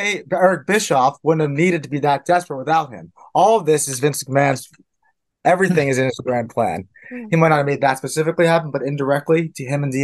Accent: Philadelphia, Pennsylvania, United States; I am from Philadelphia.

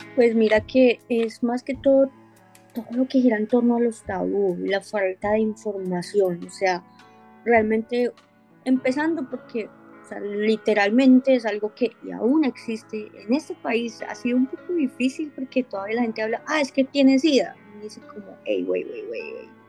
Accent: Colombia; moved away as an adult; now in United States; soy colombiana y actualmente resido en Estados Unidos. Oh, emigré a este país hace tres años

